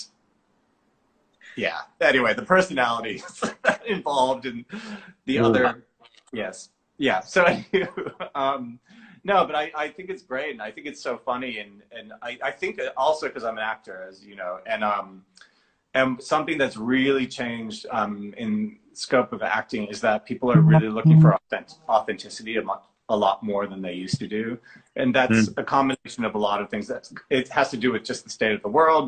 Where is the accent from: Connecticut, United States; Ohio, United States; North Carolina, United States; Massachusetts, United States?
Massachusetts, United States; Boston; I'm from Boston in Massachusetts